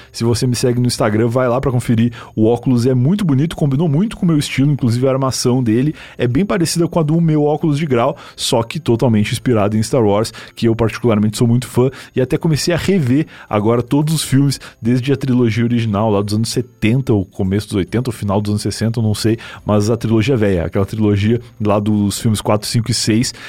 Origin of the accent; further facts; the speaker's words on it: Rio Grande do Sul, Brazil; moved away as an adult; now in São Paulo, Brazil; Eu sou gaúcho e eu tô em São Paulo faz oito anos, mais ou menos, mas eu já virei completamente paulistano